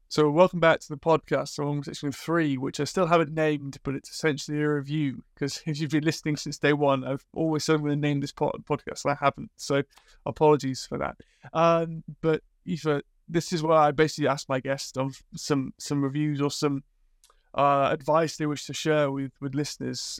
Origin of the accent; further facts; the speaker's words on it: Liverpool, North West England, United Kingdom; moved away; also born or lived in Sweden; growing up in Liverpool